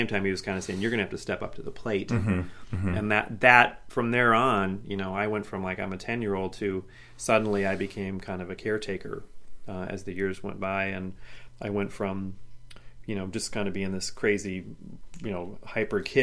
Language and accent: English; Midwest, United States; moved away; also born or lived in Portland; when you're growing up in the Midwest